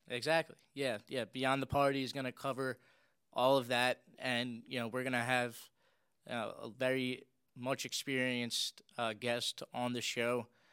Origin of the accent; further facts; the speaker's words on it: Philadelphia, Pennsylvania, United States; I was born and raised in South Philly.